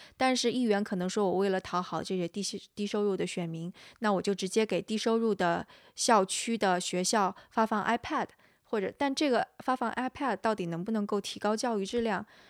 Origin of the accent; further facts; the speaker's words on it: China; now in San Francisco, United States; 因为我是个中国人